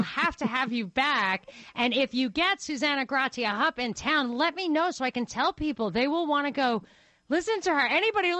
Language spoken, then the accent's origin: English; Brooklyn, New York, United States; I'm a girl from New York. I'm from Brooklyn.